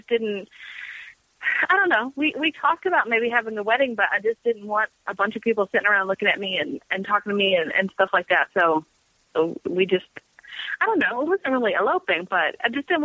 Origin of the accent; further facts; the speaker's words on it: Louisville, Kentucky, United States; I was born and raised here